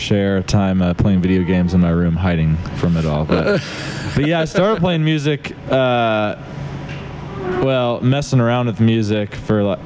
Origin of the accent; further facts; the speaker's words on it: Indianapolis, Indiana, United States; I grew up on the south side of Indianapolis.